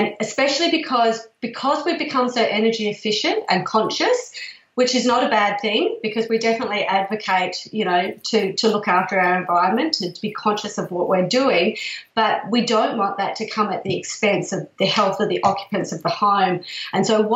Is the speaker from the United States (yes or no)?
no; Perth, Western Australia, Australia; now in Melbourne, Australia; I come from Perth originally, and there's a lot of project homes there.